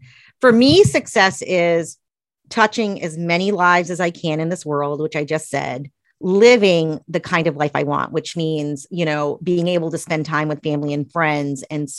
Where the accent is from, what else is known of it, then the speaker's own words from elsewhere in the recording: Tennessee, United States; born there; I was born in East Tennessee in probably the smallest town in Tennessee.